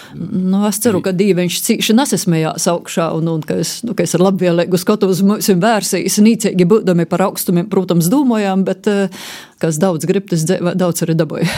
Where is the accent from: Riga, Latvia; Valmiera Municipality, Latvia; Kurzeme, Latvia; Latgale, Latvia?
Latgale, Latvia; Varakļāni; Esmu dzimusi eh, Varakļonos, un visa mana bērnība ir aizvadīta eh, vēl mazliet vairāk uz eh, Murmastīnas pusi